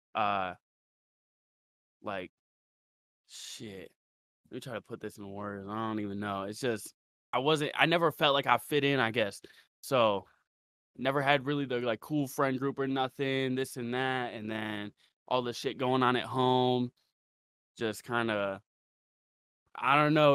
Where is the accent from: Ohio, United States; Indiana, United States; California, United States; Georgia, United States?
Ohio, United States; Ravenna; I'm from Ohio. Okay. Ohio, Ravenna, Ohio.